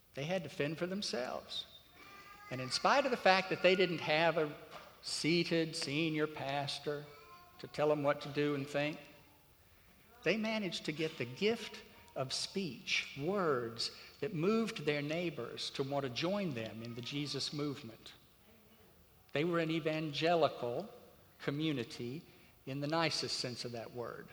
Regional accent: Crisp County, Georgia, United States; moved away; the little rural county that I grew up in over in Georgia

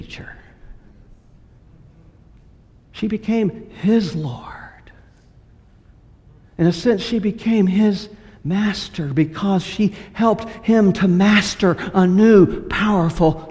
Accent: West Texas, United States; also born or lived in California / Lubbock, Texas; now in Houston, United States; I grew up in partly in West Texas, where my family was, some in California

